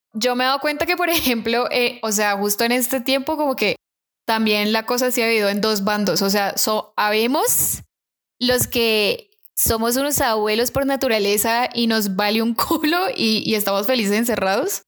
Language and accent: Spanish; Colombia; accent: Colombian; moved away; estaba hablando con mi acento colombiano, se dio cuenta que era colombiana